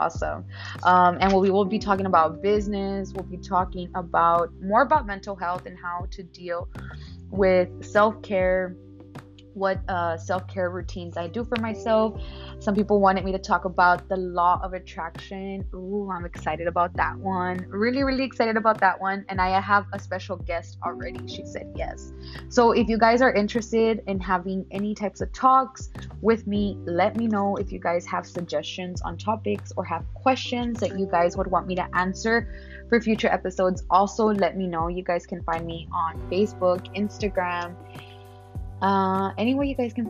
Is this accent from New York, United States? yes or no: no; Laredo, Texas, United States; moved away as an adult; also born or lived in Dallas-Fort Worth, Texas; now in San Antonio, United States; I am born and raised in Laredo, Texas